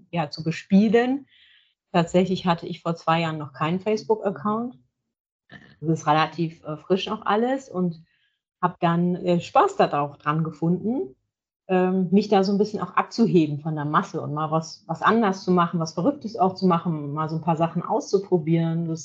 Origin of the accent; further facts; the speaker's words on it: Leer, Lower Saxony, Germany; Ich bin ein Nordlicht, genau. Es ist, ähm, ich komme aus Leer, das ist in, in, aus Friesland, hier direkt an der Nordseeküste.